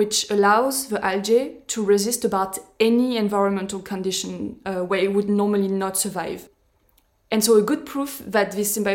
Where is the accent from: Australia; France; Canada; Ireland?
France; moved away; I'm going to be able to go back to France